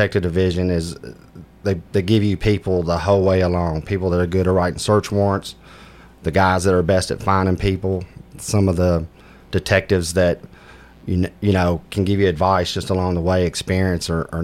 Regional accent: Antioch, Tennessee, United States; also born or lived in Warner Robins, Georgia; I grew up in Antioch, Tennessee

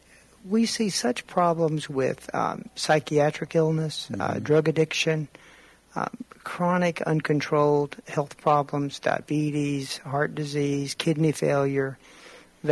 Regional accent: Murfreesboro, Tennessee, United States; I love Rutherford County and Murfreesboro. It's my hometown, and we moved here when I was in early elementary school

